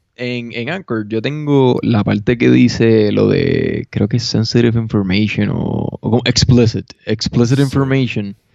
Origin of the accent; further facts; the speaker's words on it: Puerto Rico; now in Denver, United States; soy puertorriqueño